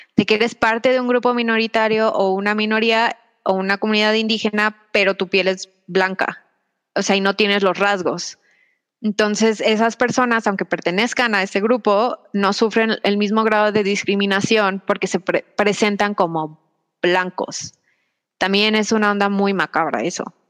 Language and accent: Spanish; Mexico; yo soy una mujer mexicana